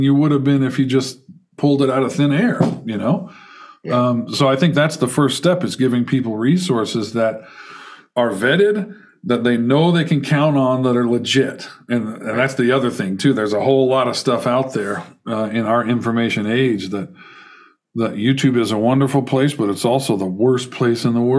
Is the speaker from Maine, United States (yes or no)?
no; Carbondale, Illinois, United States; moved away as an adult; also born or lived in Houston, Texas; now in St. Louis, United States; I grew up in Southern Illinois, Carbondale, Illinois